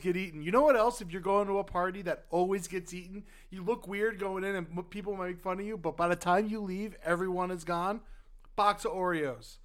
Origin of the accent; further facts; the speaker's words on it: the South, United States; now in Los Angeles, United States; we're from the South